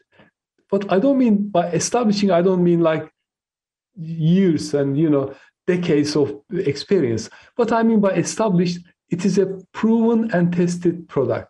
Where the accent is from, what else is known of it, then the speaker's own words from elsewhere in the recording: Turkey; first language Turkish; English is a second language; moved away as an adult; now in United Kingdom; I came to UK when I was 18, so I lived longer in the UK than I lived in my home country, Turkey.